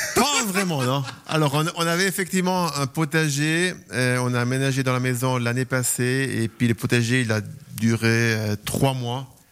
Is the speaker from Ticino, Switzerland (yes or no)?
yes; Lugano, Ticino, Switzerland; moved away; also born or lived in Ambrì / Zurich; j'ai quand même grandi à Lugano